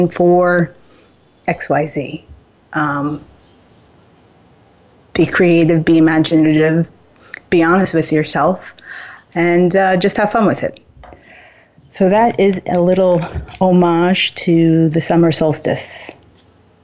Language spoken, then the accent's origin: English; Suffern, New York, United States; I grew up in Rockin County and Suffern, New York